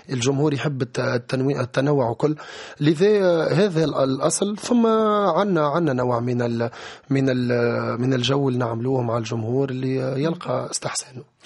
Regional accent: Tunisia; كفنان تونسي

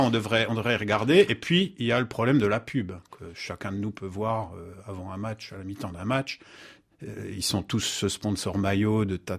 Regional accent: Bouaké, Vallée du Bandama, Côte d’Ivoire; Chez nous, à Côte d'Ivoire, précisément à Boaké, vraiment très compliqué.

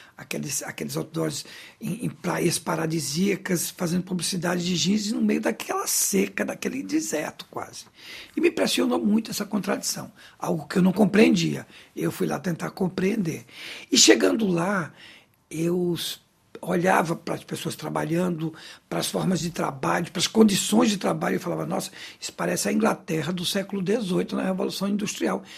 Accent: Recife, Pernambuco, Brazil; also born or lived in Agreste, Pernambuco; eu nasci no Recife, o berço foi Recife, mas a raiz cultural, as histórias que eu ouvi em casa, sempre eram histórias que se passavam no Agreste

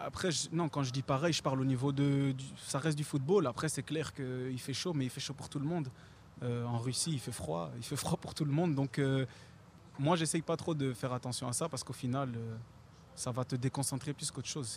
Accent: Belgium; La Belgique, je suis né là-bas, j'ai joué là-bas, je suis belge

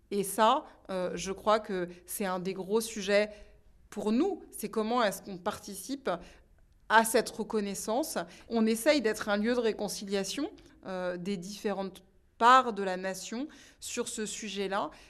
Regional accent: Île-de-France, France; born there; Il y a beaucoup plus de sens sri-lankais en moi mais je suis français et puis je suis né ici.

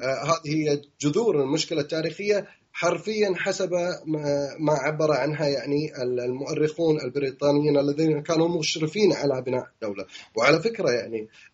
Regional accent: Kuwait; moved away as an adult; now in London, United Kingdom; عندنا في الكويت

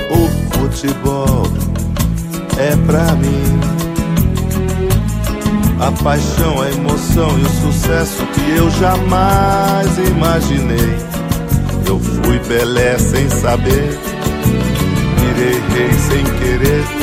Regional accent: Jundiaí, São Paulo, Brazil; Nós somos de Jundiaí, sou de Jundiaí, interior de São Paulo, fica a duas horas daqui de Santos.

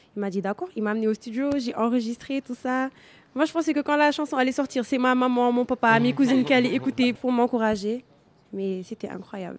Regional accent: Senegal; born or raised there

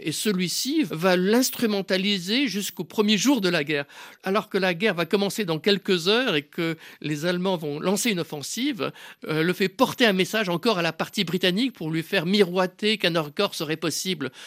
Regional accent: Switzerland; je suis suisse.

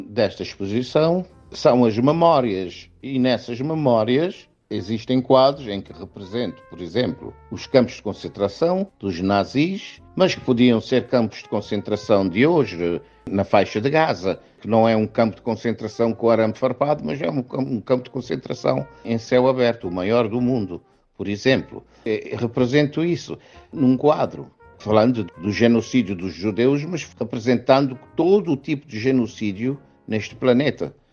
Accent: Cape Verde; E eu, como africano, vivi na pele o colonialismo.

